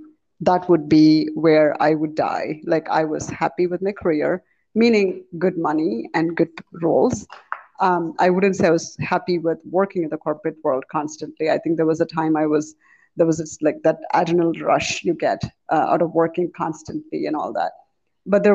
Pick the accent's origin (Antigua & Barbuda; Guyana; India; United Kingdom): India; moved away as an adult; also born or lived in Chicago, United States; now in United States; I was born in India, raised in India in a Hindu family